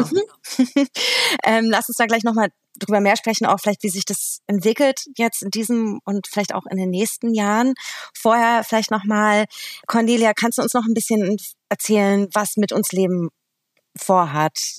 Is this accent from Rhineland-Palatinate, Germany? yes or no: no; Berlin, Germany; born or raised there